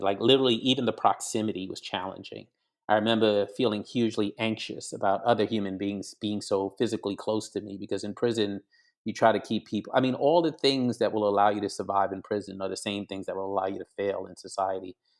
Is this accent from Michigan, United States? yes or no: no; New York City, New York, United States; also born or lived in Grenada; I was born in Brooklyn, New York, but my, uh, parents are from the Caribbean. Dad is white, mother is black, and so I lived the first nine years of my life in a small, on a small island called Grenada in the West Indies